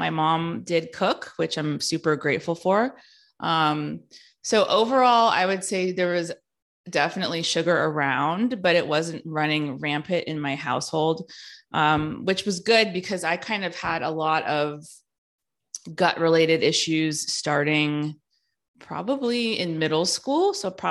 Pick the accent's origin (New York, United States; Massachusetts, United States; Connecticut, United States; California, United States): California, United States; So I grew up in the Bay Area in California in the early 90s.